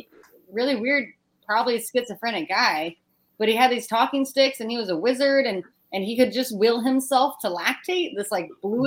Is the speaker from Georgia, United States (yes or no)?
no; Oregon, United States; I'm from Oregon.